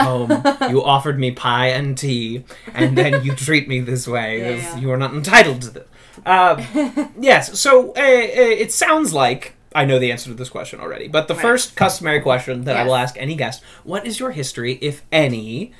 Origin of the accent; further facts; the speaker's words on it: Warrenton, Missouri, United States; No, I'm from Warrenton, which is an hour in either direction from anything.